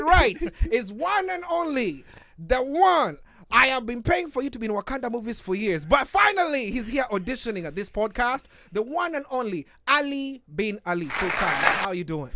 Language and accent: English; Nairobi, Kenya; moved away; I'm from Nairobi, Kenya